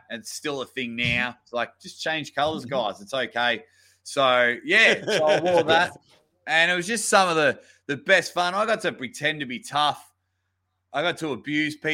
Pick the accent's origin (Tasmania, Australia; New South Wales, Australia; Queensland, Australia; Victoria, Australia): Victoria, Australia; near Melbourne; I was actually in my hometown. I was near Melbourne